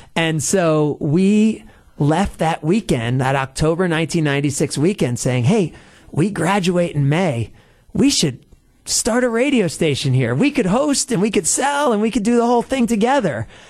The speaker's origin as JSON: {"language": "English", "region": "New Jersey", "country": "United States", "tie": "born or raised there", "moved": "yes", "lives_now": "Milwaukee, United States", "said": "I was a sports fan growing up in New Jersey"}